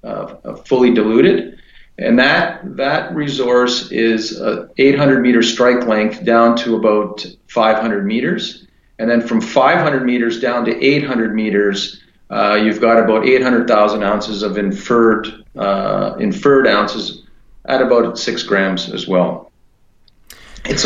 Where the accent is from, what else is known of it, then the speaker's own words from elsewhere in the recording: Timmins, Ontario, Canada; I was born and raised in Timmins